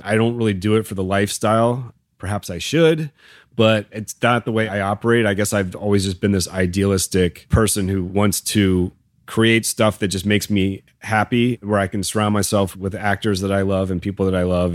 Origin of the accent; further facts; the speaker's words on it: Midlothian, Virginia, United States; I had many amazing teachers growing up in Virginia